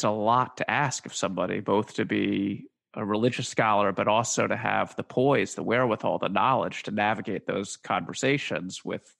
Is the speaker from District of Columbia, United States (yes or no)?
yes; Washington, District of Columbia, United States; I grew up in Washington, D.C.